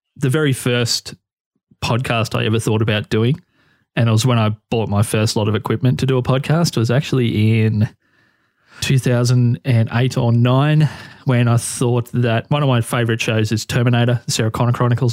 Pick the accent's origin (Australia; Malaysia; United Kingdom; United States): Australia; being an Australian who's in his thirties